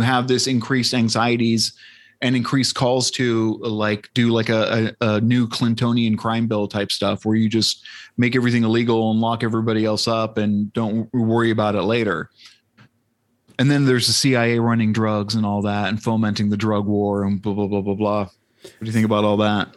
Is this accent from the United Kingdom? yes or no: no; San Diego, California, United States; growing up in San Diego